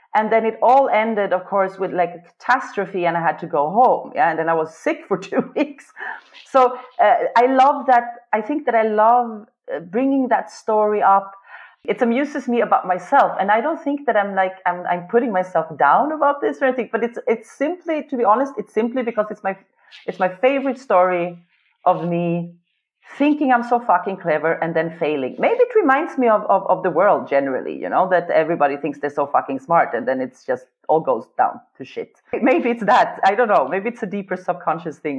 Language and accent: English; Sweden; English is a second language; moved away as an adult; now in Vienna, Austria; I've been living in Vienna since 20 years, and I grew up in Sweden.